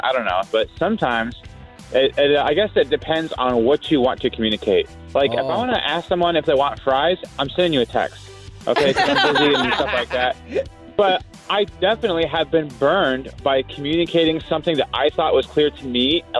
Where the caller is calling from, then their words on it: Palm Bay, Florida, United States; calling from Palm Bay.